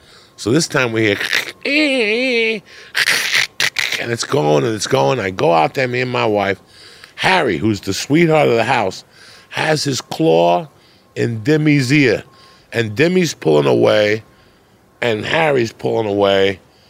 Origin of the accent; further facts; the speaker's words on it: Cuba; now in United States; When I came from Cuba, I was petrified of dogs.